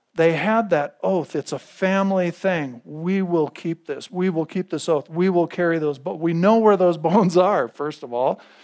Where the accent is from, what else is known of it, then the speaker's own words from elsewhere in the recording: United States; I'm an American